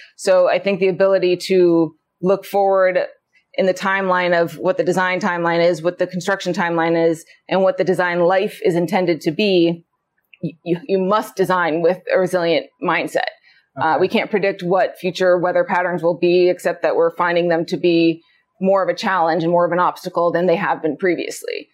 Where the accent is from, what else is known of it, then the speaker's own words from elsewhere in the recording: Anchorage, Alaska, United States; I was born and raised in Anchorage